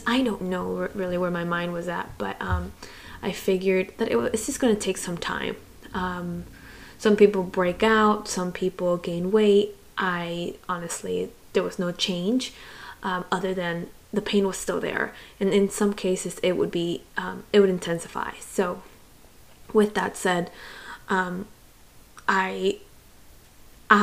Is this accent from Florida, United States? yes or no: yes; Miami, Florida, United States; born or raised there; also born or lived in Santiago, Chile / Gainesville, Florida